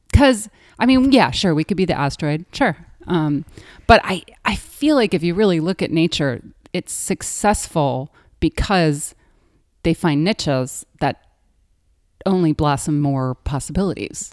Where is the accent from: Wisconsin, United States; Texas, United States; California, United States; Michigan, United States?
Wisconsin, United States; I grew up in Wisconsin